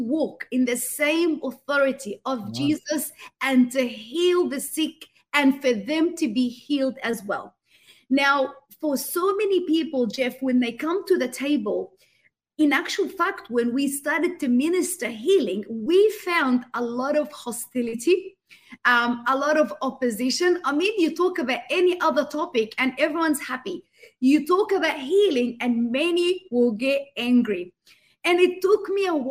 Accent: Australia; I grew up in the Western world. So I had migrated to Australia

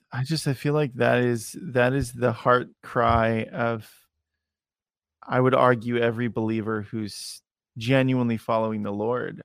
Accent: Salem, Oregon, United States; I'm from Salem, Oregon

